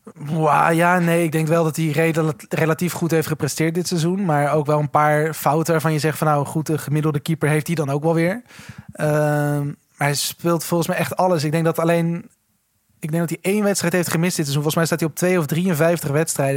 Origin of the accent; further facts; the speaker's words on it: Netherlands; het land waar we vandaan komen